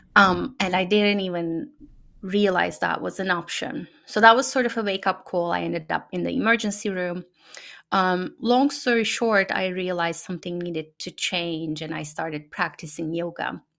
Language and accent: English; Turkey; first language Turkish; English is a second language; moved away as an adult; now in United States; in the families that I've known growing up in Turkey